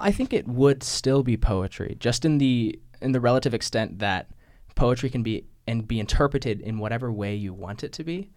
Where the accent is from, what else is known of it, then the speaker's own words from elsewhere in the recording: New Mexico, United States; now in Chicago, United States; I'm from New Mexico, currently living in Chicago.